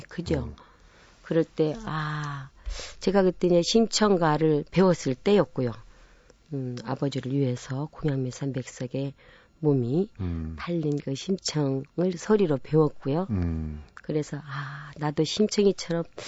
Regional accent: Namwon, North Jeolla, South Korea; moved away; 남원군 산동면 제일 그러니까 꼭지점 마을에서 제가 태어난 거예요.

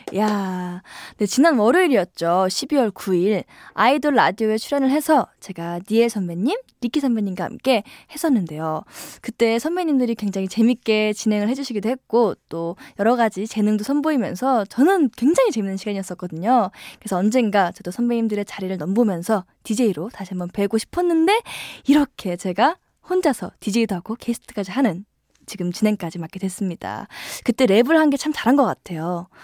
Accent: Gimje, North Jeolla, South Korea; moved away; 제가 어렸을 적에 시골에 살았었어요. 그래서 제가 김제에 살고

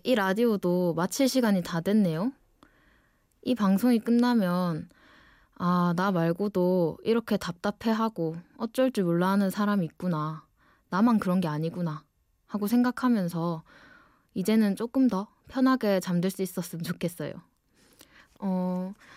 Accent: Ulsan, South Korea; accent: dialect (saturi); moved away as an adult; now in Seoul, South Korea; 원래 울산 사람인데 지금은 좀 더 공부를 하고 싶어서 서울에 와 있어요. 지금 제 말투가

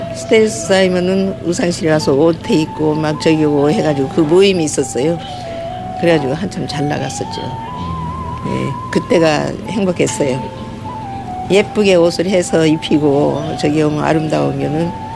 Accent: Gochang, North Jeolla, South Korea; now in Incheon, South Korea; 우리 친정은 전라북도 고창.

